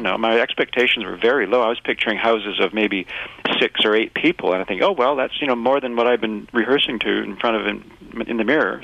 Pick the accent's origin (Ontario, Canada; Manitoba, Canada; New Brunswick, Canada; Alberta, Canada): Manitoba, Canada; Winnipeg; moved away; was born in Winnipeg